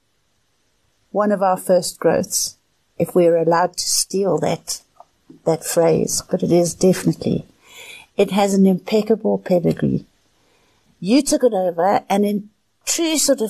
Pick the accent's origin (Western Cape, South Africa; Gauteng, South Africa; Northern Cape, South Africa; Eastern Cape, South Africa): Gauteng, South Africa; Johannesburg; I was born in Johannesburg